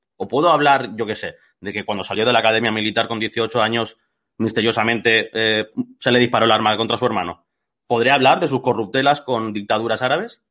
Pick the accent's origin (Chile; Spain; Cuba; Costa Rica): Spain; Catalonia; soy catalán, o sea que he ido a la misma escuela que aquí el, bueno, a al mismo sistema educativo que aquí el compañero